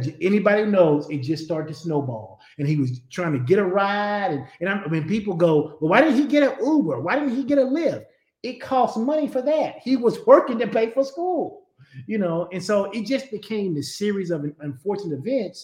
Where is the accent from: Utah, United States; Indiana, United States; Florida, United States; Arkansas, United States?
Arkansas, United States; Conway; I grew up in Conway. I went to UCA at first and I didn't live on campus